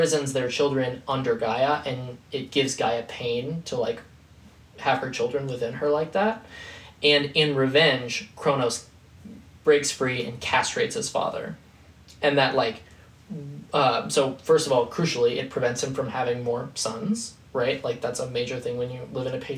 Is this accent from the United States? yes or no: yes; Midwest, United States; we're from the Midwest